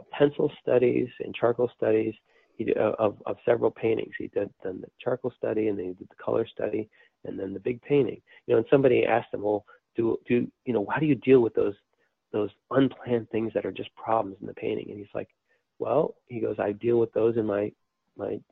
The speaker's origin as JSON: {"language": "English", "country": "United States", "said": "since we're from the United States"}